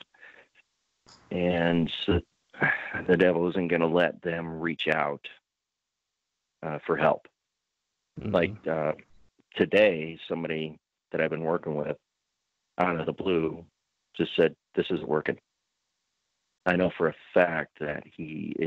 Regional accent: Butte, Montana, United States; in my hometown in Butte, Montana

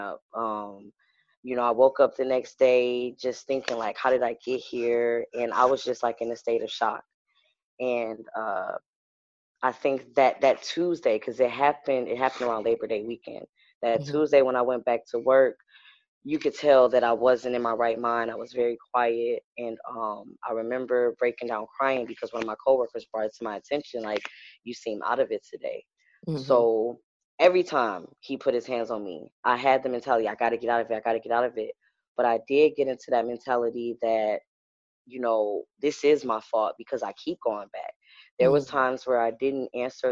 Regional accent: Detroit, Michigan, United States; moved away as an adult; now in Philadelphia, United States; I'm from Detroit, Michigan.

